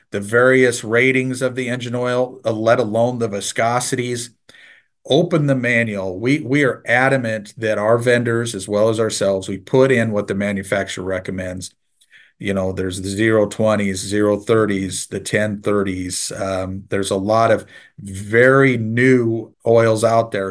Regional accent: Nebraska, United States; I'm from Nebraska, so I'm a diehard Husker fan

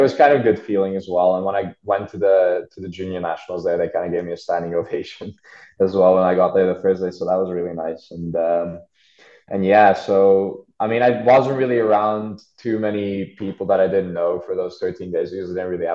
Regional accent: Budapest, Hungary; moved away as an adult; now in Tempe, United States; I was born like right outside of Budapest, but I've lived there most of my life

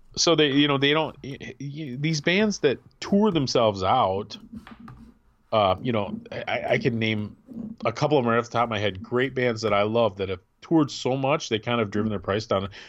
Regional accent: Midwest, United States; also born or lived in Grand Rapids, Michigan; being a Midwesterner

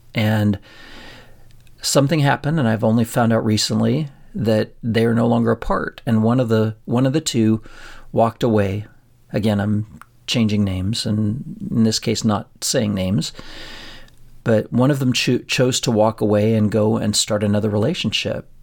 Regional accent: a town forty miles from Pueblo, Colorado, United States; we drove forty miles from our hometown and we went to school at a place that we called U S C, um, University of Southern Colorado.

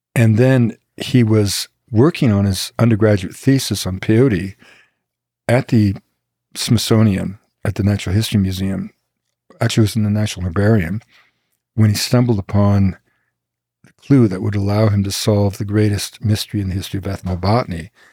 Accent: Quebec, Canada; I grew up in Quebec at the time of what we call the two solitudes

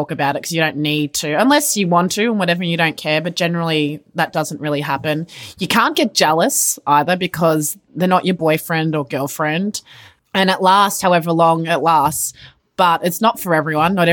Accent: Australia; I'm Aussie. this is a way of life.

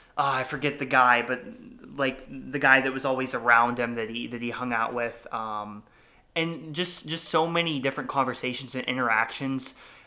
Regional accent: Warren, Ohio, United States; I'm from Warren, Ohio, very close to Youngstown.

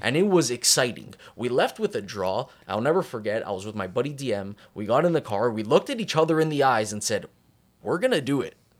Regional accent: Canada; growing up in Canada

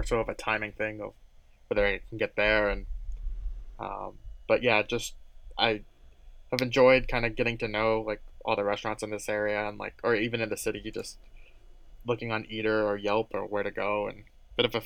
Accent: Denver, Colorado, United States; moved away; also born or lived in Illinois; I grew up in Denver too before I moved to Illinois.

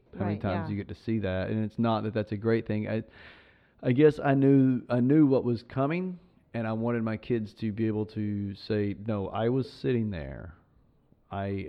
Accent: Southeast Tennessee, United States; I grew up in Southeast Tennessee.

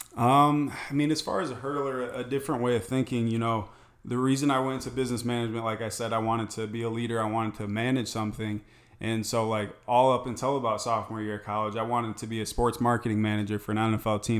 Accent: Michigan, United States; moved away as an adult; also born or lived in Tempe, Arizona; now in Scottsdale, United States; I'm originally from Michigan

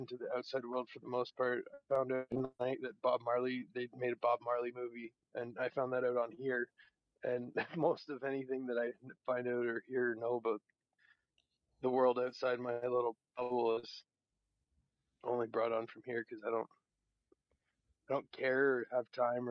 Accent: Toronto, Ontario, Canada; moved away; I'm from Toronto

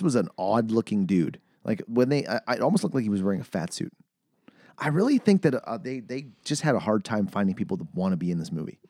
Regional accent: Manitoba, Canada; I'm from, I'm from Manitoba.

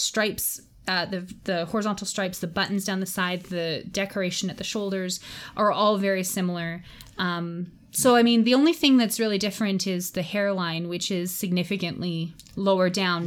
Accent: Canada; as a Canadian

